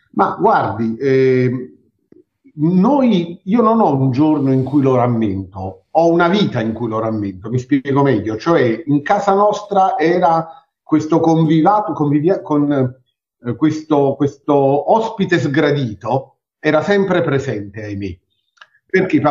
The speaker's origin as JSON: {"language": "Italian", "town": "Naples", "region": "Campania", "country": "Italy", "said": "noi siamo napoletani e mm, viviamo nel centro di Napoli"}